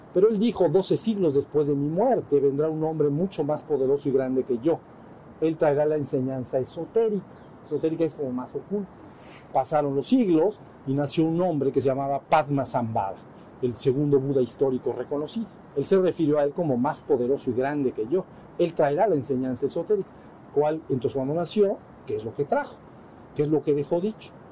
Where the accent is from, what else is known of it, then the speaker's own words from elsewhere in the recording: Mexico; somos mexicanos